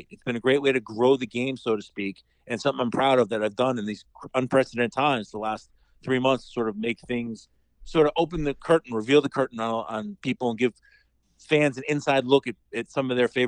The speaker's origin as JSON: {"language": "English", "region": "New York", "country": "United States", "said": "and being a New Yorker, I'm used to snow it's no joke."}